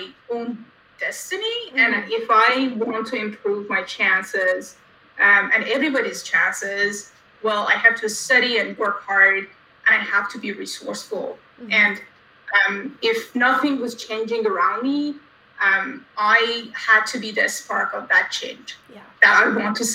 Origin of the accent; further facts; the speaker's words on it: Iran; I was born and raised in Iran